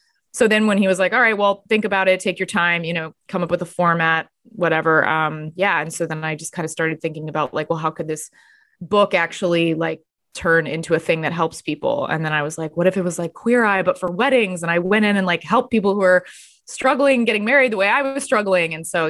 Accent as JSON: {"language": "English", "region": "Texas", "country": "United States", "also_born_or_lived": "Los Angeles / New York", "said": "I'm from Texas, but I lived in LA and New York."}